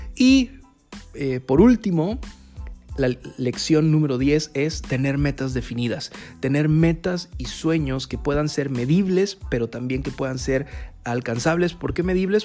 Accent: Mexico; como mexicanos

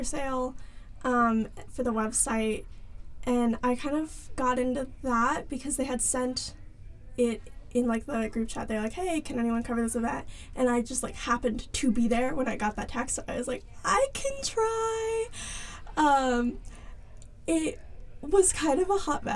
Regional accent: Charlotte, North Carolina, United States; I'm from Charlotte, North Carolina

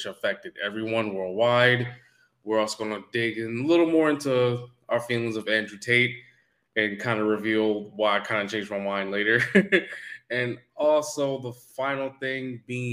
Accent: Canada; now in United States; me being African Canadian and me also being black

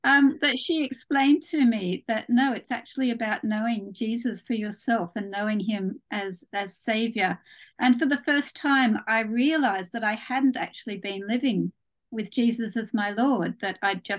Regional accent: Australia; now in United Kingdom; My accent isn't entirely English. I was actually born in Australia.

